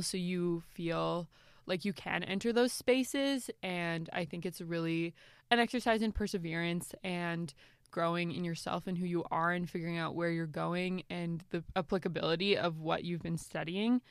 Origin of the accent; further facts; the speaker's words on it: Canada; also born or lived in Guatemala; I'm like from Canada, like I'm just living here